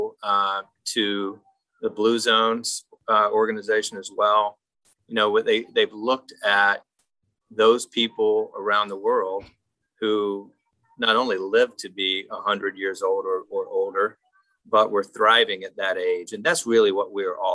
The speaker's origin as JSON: {"language": "English", "region": "South Carolina", "country": "United States", "tie": "born or raised there", "also_born_or_lived": "Columbia, South Carolina", "moved": "as an adult", "lives_now": "Western North Carolina, United States", "said": "I'm in Western North Carolina. I grew up in South Carolina"}